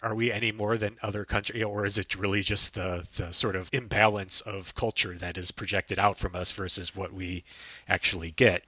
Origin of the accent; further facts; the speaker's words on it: United States; as an American